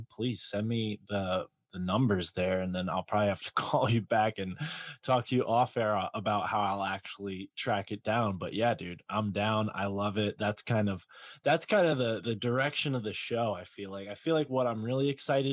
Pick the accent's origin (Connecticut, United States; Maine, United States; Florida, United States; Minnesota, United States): Connecticut, United States; growing up in Connecticut